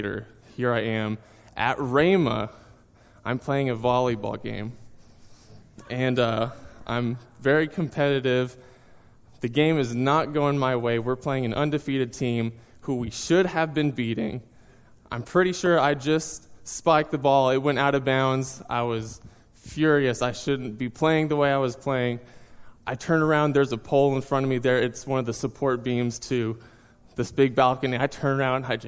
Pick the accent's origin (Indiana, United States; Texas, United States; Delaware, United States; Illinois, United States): Texas, United States; Seminole; moved away as an adult; also born or lived in Tulsa, Oklahoma; now in North Carolina, United States; I was born and raised in Texas, went all through high school in a small town called Seminole.